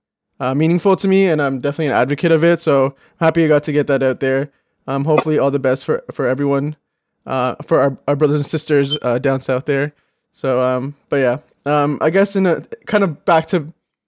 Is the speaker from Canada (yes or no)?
yes; Canada; we're from Canada, so we're kind of removed from everything